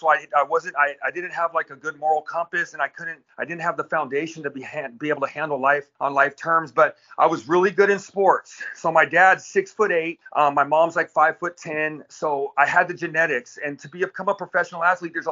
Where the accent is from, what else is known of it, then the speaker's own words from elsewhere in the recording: Victorville, California, United States; I grew up in Victorville, California, out in the high desert in Southern California